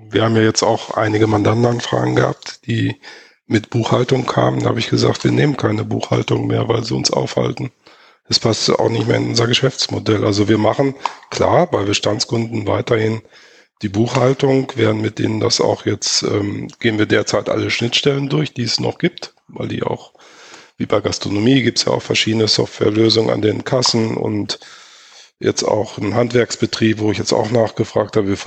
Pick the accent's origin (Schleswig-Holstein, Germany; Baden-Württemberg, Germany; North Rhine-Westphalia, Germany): North Rhine-Westphalia, Germany; Hamm; Kommt ja auch fast aus meiner Heimat, kommt ja aus Hamm.